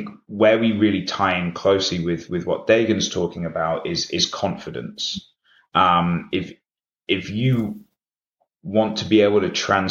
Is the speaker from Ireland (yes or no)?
no; United Kingdom; we're headquartered in the UK, hence my accent